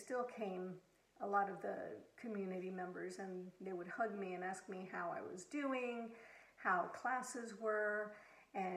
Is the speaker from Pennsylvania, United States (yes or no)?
no; Southern California, United States; moved away as an adult; also born or lived in Abilene, Texas; Growing up in Southern California